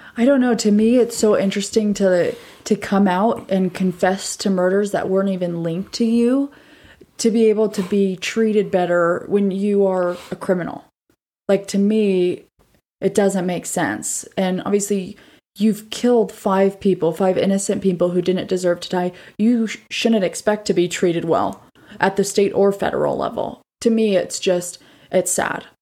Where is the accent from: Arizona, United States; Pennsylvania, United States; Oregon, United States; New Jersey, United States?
Arizona, United States; my home state of Arizona